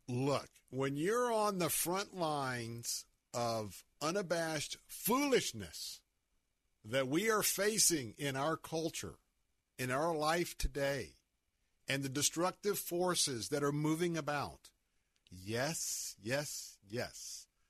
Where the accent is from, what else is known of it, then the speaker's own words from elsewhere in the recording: Tampa, Florida, United States; I grew up in West Tampa.